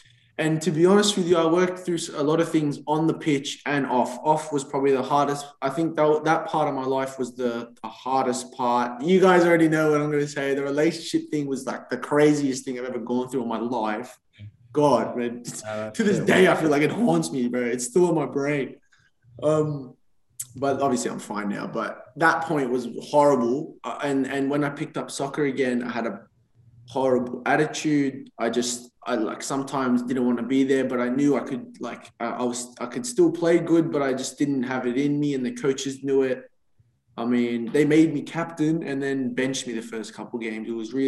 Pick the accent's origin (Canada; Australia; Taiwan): Australia; I'm like, mate, I'm from Australia. I'm a student. I'm just trying to get home.